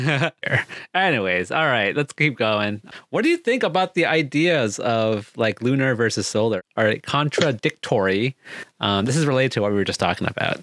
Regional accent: Bay Area, California, United States; growing up in the Bay Area with a high population of Asian people

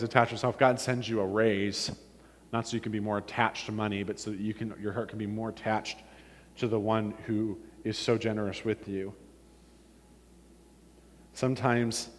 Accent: Warren, Ohio, United States; born or raised there; moved away as an adult; also born or lived in Illinois

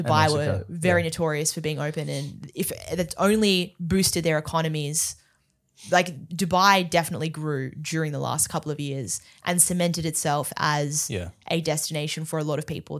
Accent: Melbourne, Victoria, Australia; I'm Australian, yeah.

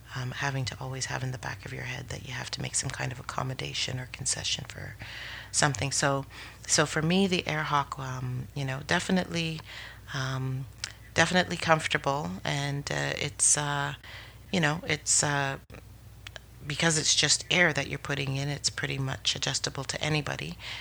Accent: Canada; as a Canadian

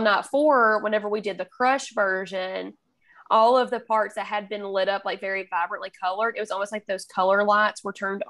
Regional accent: Alabama, United States; accent: Alabama; my Alabama accent

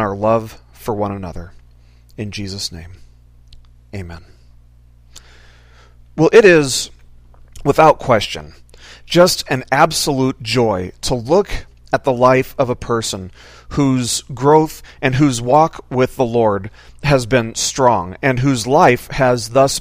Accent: Las Vegas, Nevada, United States; also born or lived in Washington State; now in Washington, United States; I grew up in Las Vegas

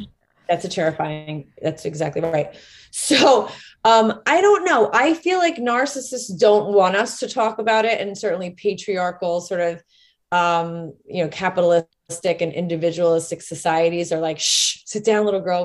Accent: Rockland County, New York, United States; I grew up in Rockland County, New York

